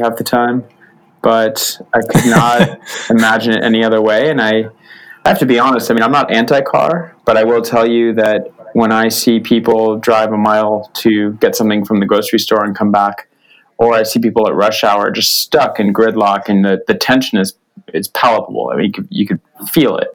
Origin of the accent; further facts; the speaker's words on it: Los Angeles, California, United States; I'm born and raised in Los Angeles